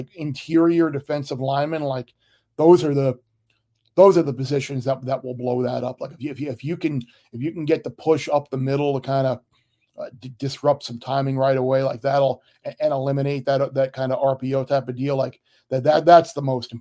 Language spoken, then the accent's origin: English; Long Island, New York, United States; also born or lived in Miami; Growing up on Long Island, out in East Purchase